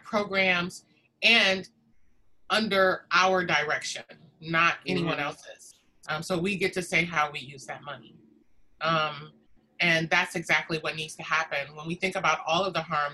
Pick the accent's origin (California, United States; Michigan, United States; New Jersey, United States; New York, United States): Michigan, United States; Detroit; moved away as an adult; now in Bay Area, United States; I was born and raised in Detroit, Michigan